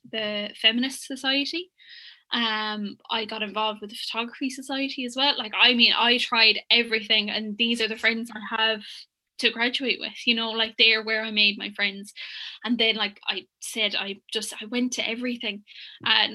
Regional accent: Limerick, Munster, Ireland; I grew up in Limerick

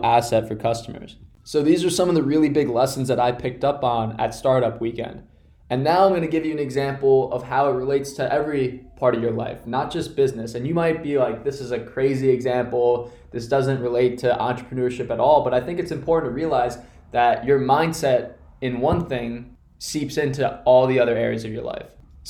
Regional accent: Connecticut, United States; my hometown in Connecticut

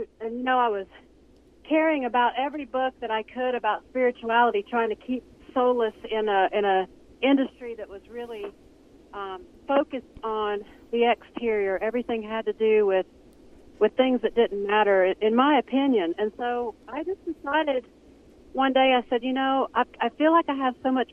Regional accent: Hiawassee and Duluth, Georgia, United States; moved away as an adult; now in Durango, United States; I was raised in Hiawassee and Duluth, Georgia

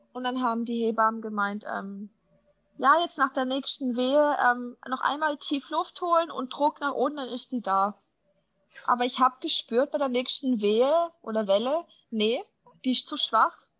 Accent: Germany; bei uns in Deutschland

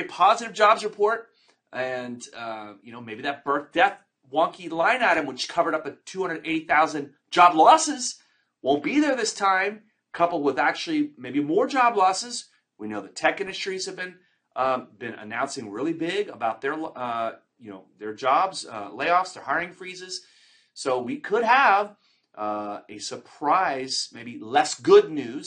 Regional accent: Texas, United States; also born or lived in Florida / Fort Lauderdale, Florida; now in California, United States; I'm a Texan native

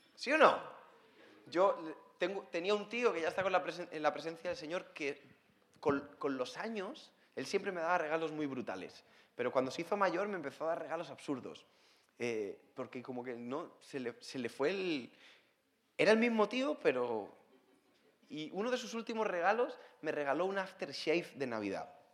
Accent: Spain; soy español, como me pueden escuchar, no, no tengo problemas en la boca, está todo bien, así hablamos en España.

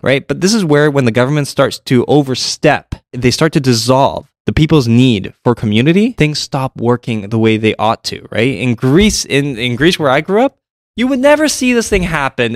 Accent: Toronto, Ontario, Canada; I grew up in Toronto

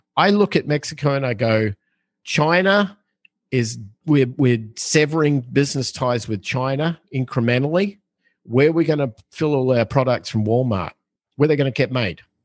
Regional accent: Australia; growing up in Australia, like we had, we're an island on the other side of the planet.

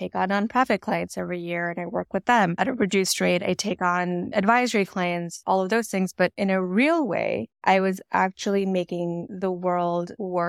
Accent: New York, United States; also born or lived in Washington DC; now in Dallas, United States; I feel the need to be like, well, I'm in Texas right now, but I'm actually from New York and DC.

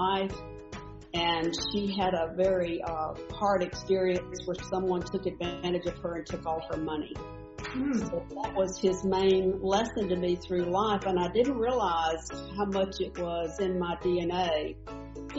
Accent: North Carolina, United States; I was born in North Carolina, and I had the lovely ability to live in the country

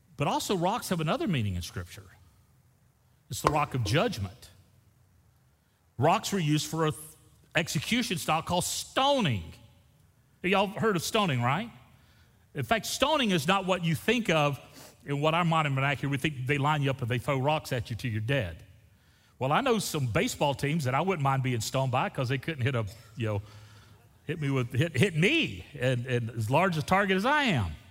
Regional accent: Florida, United States; I grew up in Florida

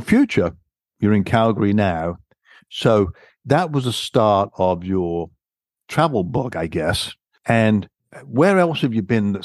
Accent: England, United Kingdom; accent: British; moved away; I'm a Brit, you can tell from my accent, but being born and raised there

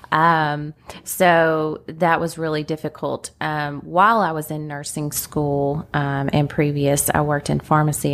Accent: Lexington, Kentucky, United States; accent: countryness; also born or lived in Laurel County, Kentucky / Corbin, Kentucky; I call myself a native. A lot of people hear the countryness in my accent. Um, my parents were in Laurel County, which is like London and Corbin. Um, and that's where I was until four years old when they moved to Lexington

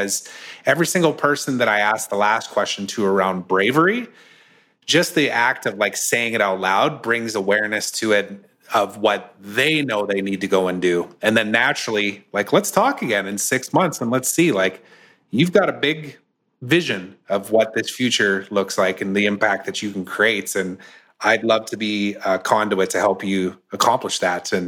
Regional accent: Canada; also born or lived in United States; I'm Canadian

